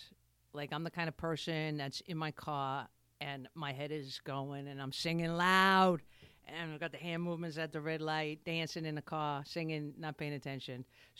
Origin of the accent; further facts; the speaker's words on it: New York City, New York, United States; I'm from Brooklyn.